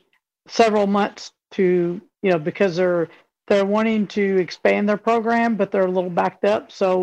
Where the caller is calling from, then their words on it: Louisville, Kentucky, United States; Kentucky, Louisville.